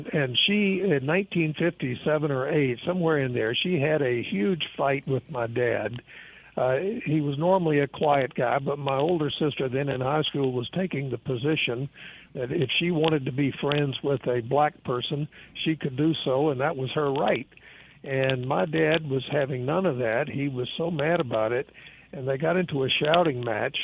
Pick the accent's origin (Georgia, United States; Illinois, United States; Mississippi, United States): Mississippi, United States; Jackson; moved away; I grew up in South Jackson on Terry Road in the working class part of town